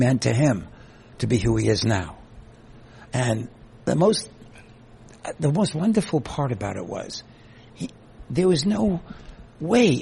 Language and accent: English; New York City, New York, United States; moved away as an adult; also born or lived in Queens; now in Catskills, United States; Guy from the Bronx. I lived in the Catskills